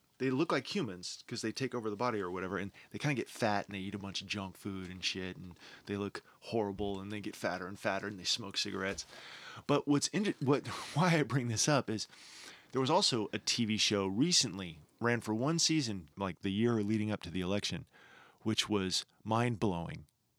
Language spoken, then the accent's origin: English; United States; Being an American and being very interested in politics and following our Congress